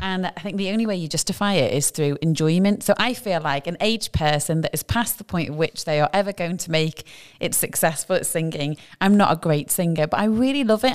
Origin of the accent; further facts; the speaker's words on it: United Kingdom; now in Dubai, United Arab Emirates; being British